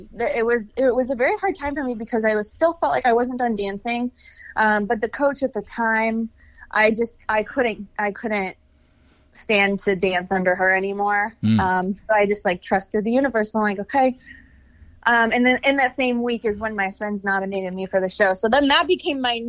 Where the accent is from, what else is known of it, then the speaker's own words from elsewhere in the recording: Chicago, Illinois, United States; moved away as an adult; also born or lived in Kansas City; now in Los Angeles, United States; I'm from Chicago